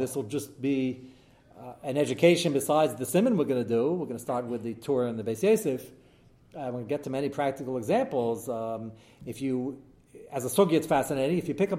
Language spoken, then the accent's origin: English; United States; hey, I'm American